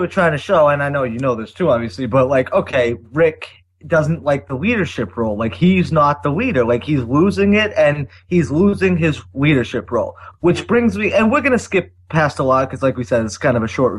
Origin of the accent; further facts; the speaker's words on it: Boston, Massachusetts, United States; Here I am from Boston